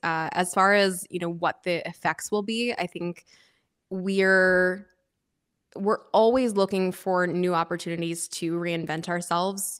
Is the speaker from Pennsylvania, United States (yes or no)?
yes; outside of Philadelphia, Pennsylvania, United States; moved away as an adult; also born or lived in New York City / Napa Valley; I was born and raised outside of Philadelphia